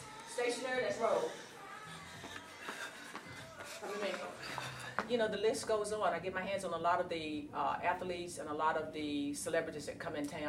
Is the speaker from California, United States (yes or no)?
no; Virginia, United States; Growing up in a small town in Virginia, I was that chick.